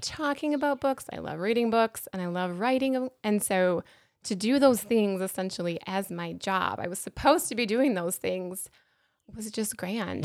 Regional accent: Apple Valley, Minnesota, United States; I grew up here in Apple Valley, so, um, that high school was Eastview High School.

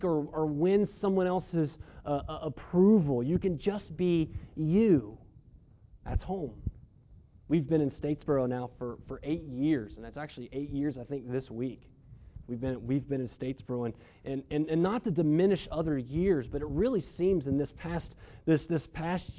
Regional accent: Melbourne, Victoria, Australia; the home that I grew up in Melbourne

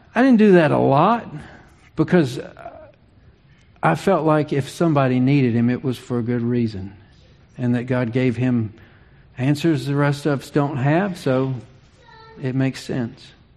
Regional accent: Virginia, United States; moved away as an adult; also born or lived in Charlotte, North Carolina; I was eight. That's that's the age of our youngest when uh, Dad received a call to ministry in Virginia. We moved from Charlotte

